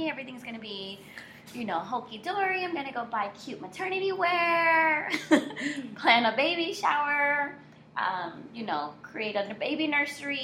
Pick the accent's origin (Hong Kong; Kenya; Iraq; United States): United States; Miami, Florida; also born or lived in Orlando; born and raised in South Florida, of Haitian descent